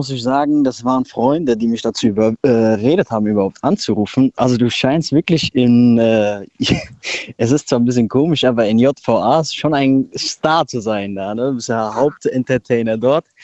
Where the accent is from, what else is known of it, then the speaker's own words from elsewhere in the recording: Frankfurt, Hesse, Germany; born there; Hi Daniel, ich bin aus Frankfurt, ja, aber ich bin zurzeit gerade in Mainz